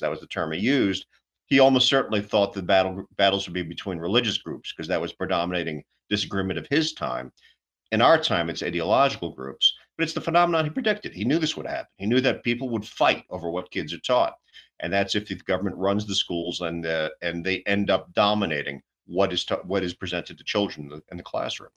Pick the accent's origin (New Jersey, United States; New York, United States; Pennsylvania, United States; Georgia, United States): New York, United States; New York City; moved away; I'm originally uh, raised and born, you know, born and raised in New York City myself